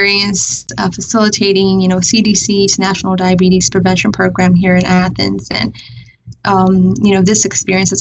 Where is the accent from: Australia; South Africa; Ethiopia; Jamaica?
Ethiopia; Addis Ababa; moved away as an adult; now in United States; I was born and raised in Addis, Ethiopia capital